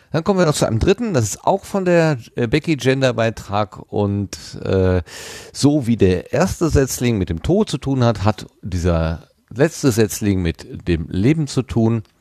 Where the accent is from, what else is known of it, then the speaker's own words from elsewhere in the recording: Germany; now in Austria; ich bin Deutscher, lebe in Österreich und arbeite ohnehin als Korrespondent, also als Österreich-Erklärbär für deutsche Medien.